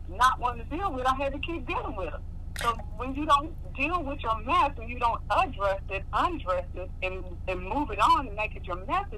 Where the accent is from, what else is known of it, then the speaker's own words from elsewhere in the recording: Oklahoma, United States; moved away; North 14th, hometown, folks, Oklahoma, Black Wall Street